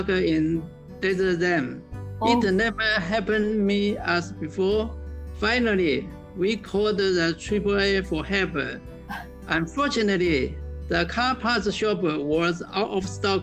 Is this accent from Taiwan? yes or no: yes; Taiwan; English is a second language; moved away; from Taiwan